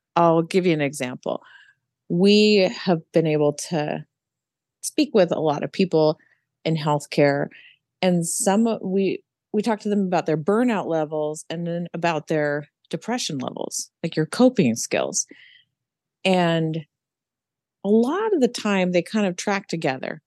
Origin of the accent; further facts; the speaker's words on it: Pacific Northwest, United States; also born or lived in Utah; now in Charlotte, United States; right now, I live in Charlotte, North Carolina, and we moved here from Utah not too long ago, and I'm from the Pacific Northwest